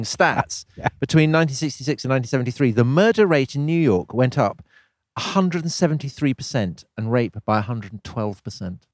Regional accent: Wiltshire, South West England, United Kingdom; I was growing up in Wiltshire

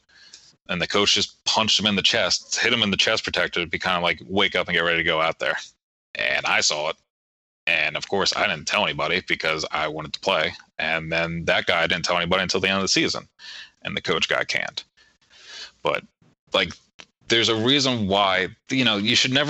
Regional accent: Maryland, United States; growing up in Maryland in a predominantly white area

